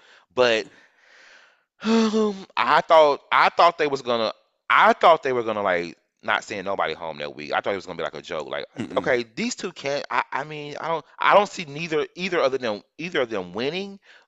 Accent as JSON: {"language": "English", "town": "Dallas", "region": "Texas", "country": "United States", "said": "I'm from Dallas, Texas"}